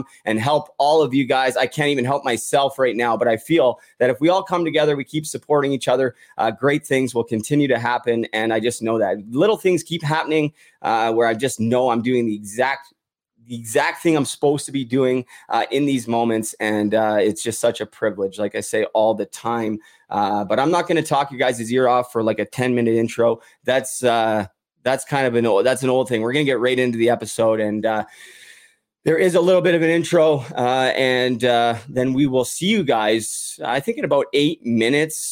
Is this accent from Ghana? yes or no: no; Vancouver, British Columbia, Canada; My hometown, Vancouver